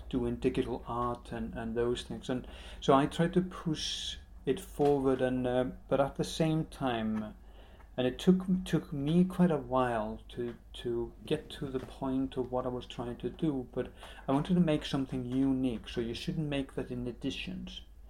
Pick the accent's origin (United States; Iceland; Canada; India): Iceland; also born or lived in Moscow, Russia; now in London, United Kingdom; I'm from Iceland. I'm born in Moscow. My parents are Icelanders that went into the height of the Cold War to study.